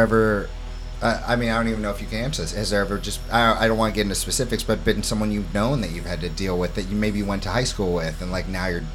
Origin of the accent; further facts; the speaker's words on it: St. Louis, Missouri, United States; also born or lived in New York City; now in Hammonton, United States; grew up in St. Louis, Missouri